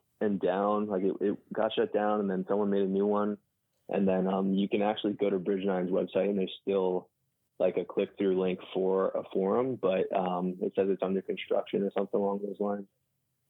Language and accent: English; Orange County, New York, United States; also born or lived in Staten Island, New York; I lived there until I was about, I was in first grade when we moved, and we live in the Hudson Valley area now. And I've been here since like the late 90s.